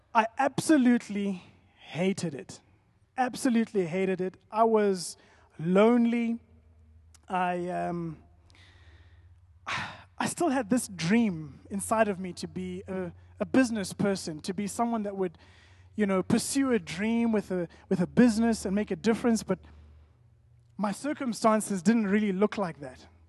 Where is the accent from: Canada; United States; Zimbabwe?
Zimbabwe; that's my family, born and bred in Zim.